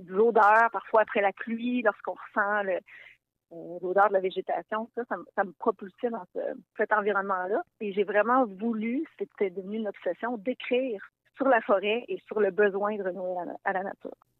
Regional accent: Hautes-Laurentides, Quebec, Canada; J'ai grandi moi-même dans les Hautes-Laurentides

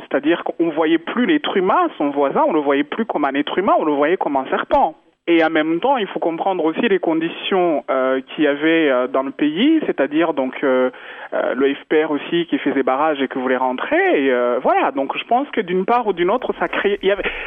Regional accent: Rwanda; moved away; je suis rwandaise, euh, je suis né au Rwanda, j'adore ma culture

